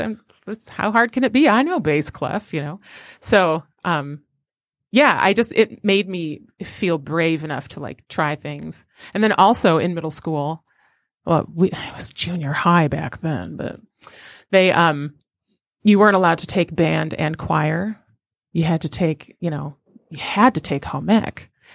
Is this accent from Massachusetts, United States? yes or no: no; Royal Oak, Michigan, United States; also born or lived in Detroit, Michigan / Saginaw, Michigan; I grew up in Royal Oak